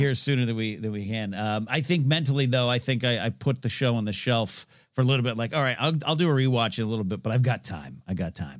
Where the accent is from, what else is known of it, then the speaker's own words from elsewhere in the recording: Central Coast, California, United States; now in Los Angeles, United States; I was up at the Central Coast Film Society's Entertainment Expo in, uh, my hometown, uh, neck of the woods, the Clark Center on my old high school